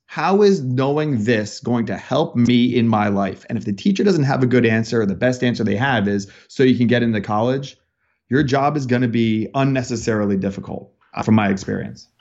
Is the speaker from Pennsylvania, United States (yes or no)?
yes; Bethlehem, Pennsylvania, United States; moved away as an adult; now in Los Angeles, United States; I grew up in Bethlehem, Pennsylvania, so it's Bethlehem Steel